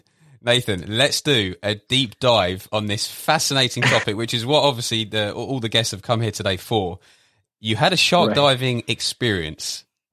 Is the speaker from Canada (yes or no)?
no; London, United Kingdom; for me, being from, you know, born and raised in London, UK, the idea just sounds totally absurd.